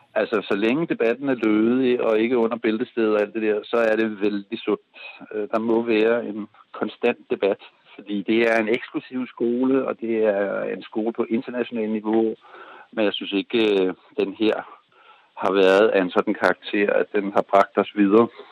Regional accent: Denmark; Norwegian is a second language; now in Norway; jeg er dansk

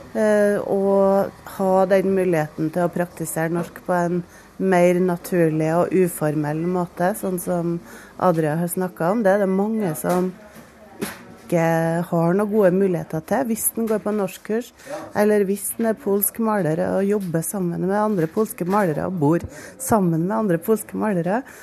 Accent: France; Norwegian is a second language; now in Norway; Jeg kommer eh, fra Frankrike.

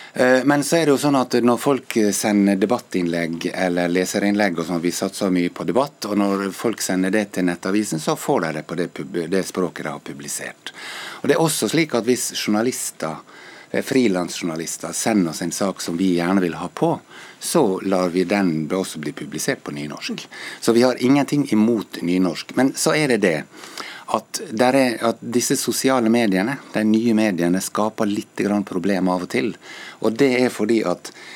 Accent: Ålesund, Møre og Romsdal, Norway; accent: Ålesund dialect; min dialekt, f.eks. Fra Ålesund

